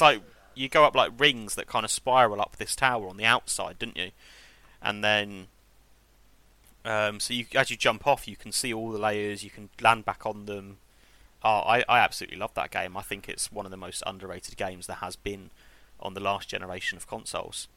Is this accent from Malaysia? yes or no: no; England, United Kingdom; I am English